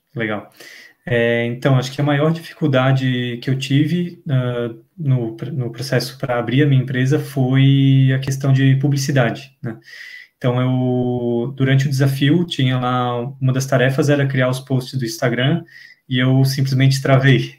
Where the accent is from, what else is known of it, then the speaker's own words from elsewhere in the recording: Florianópolis, Santa Catarina, Brazil; eu sou de Florianópolis, Santa Catarina.